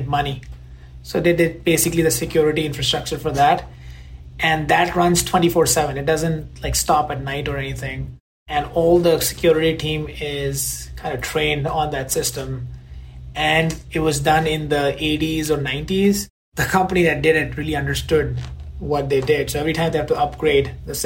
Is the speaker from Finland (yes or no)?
no; India; moved away as an adult; now in United States; growing up in India